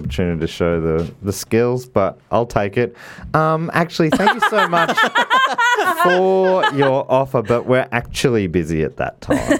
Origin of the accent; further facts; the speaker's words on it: United States; I'm American